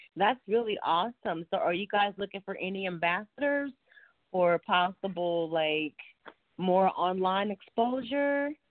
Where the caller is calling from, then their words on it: Dallas, Texas, United States; I'm calling from Texas, Dallas